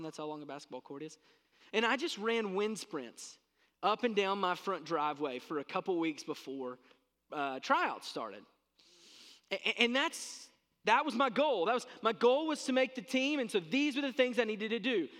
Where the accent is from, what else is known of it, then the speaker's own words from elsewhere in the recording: South Central Kentucky, United States; I grew up in South Central Kentucky